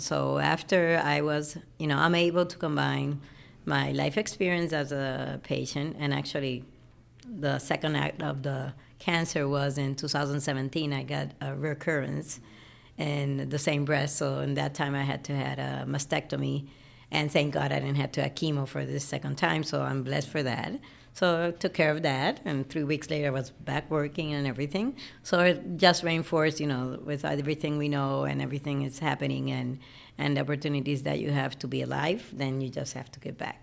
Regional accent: Puerto Rico; also born or lived in Chicago; So I was, um, mostly raised in Puerto Rico all my life.

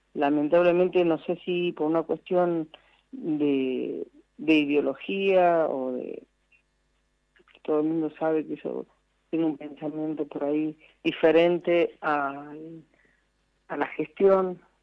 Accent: Merlo, San Luis, Argentina; he estado en, en la villa de, mi, de mi región, mi pueblo

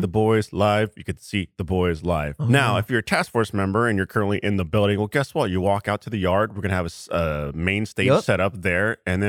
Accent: San Francisco, California, United States; moved away as an adult; now in Austin, United States; born and raised in San Francisco.

